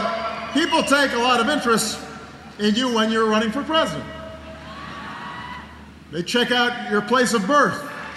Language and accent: English; Chicago, Illinois, United States; back when I was first running in my hometown of Chicago.